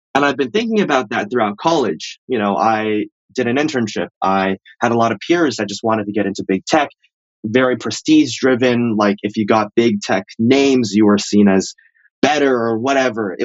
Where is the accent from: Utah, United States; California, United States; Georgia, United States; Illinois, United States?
California, United States; Bay Area; I grew up in the Bay Area.